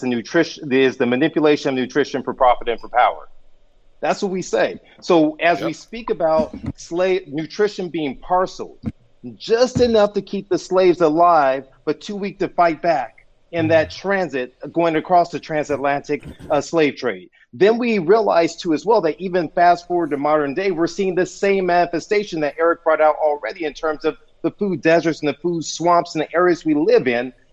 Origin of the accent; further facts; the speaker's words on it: Compton, California, United States; I grew up in Compton, California.